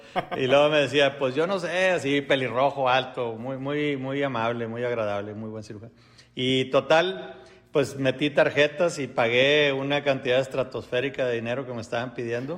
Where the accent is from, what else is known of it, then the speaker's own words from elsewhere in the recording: Mexico; soy mexicano.